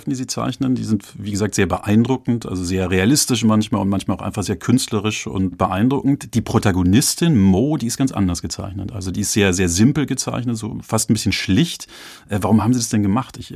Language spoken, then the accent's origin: German; Karlsruhe, Baden-Württemberg, Germany; ich, ich, äh, selbst, ich bin in Karlsruhe aufgewachsen